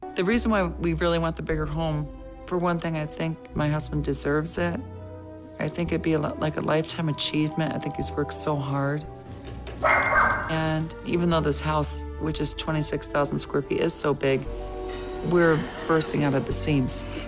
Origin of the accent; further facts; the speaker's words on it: Binghamton, New York, United States; moved away as an adult; now in Orlando, United States; I grew up in Binghamton, New York